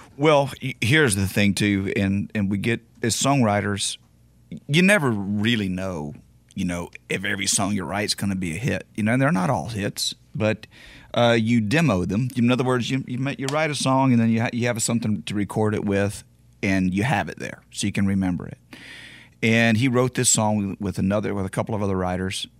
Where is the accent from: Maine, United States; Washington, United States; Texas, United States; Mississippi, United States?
Texas, United States; Beaumont; … played in my hometown of, of Beaumont uh, on a show, and he actually knows I'm from there